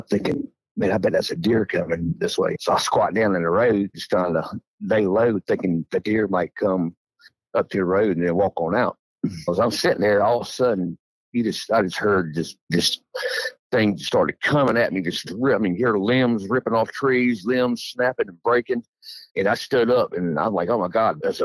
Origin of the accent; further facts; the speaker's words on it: Edgefield County, South Carolina, United States; I grew up in Edgefield County, South Carolina, and I lived there my whole life